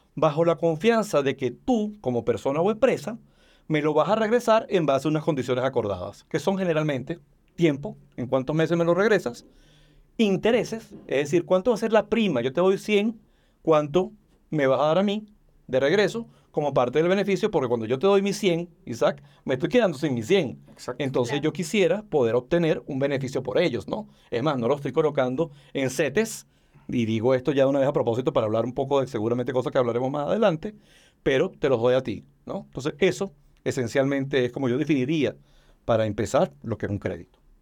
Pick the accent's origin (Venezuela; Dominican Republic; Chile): Venezuela; now in Mexico; Soy venezolano de nacimiento y mexicano de, corazón y de decisión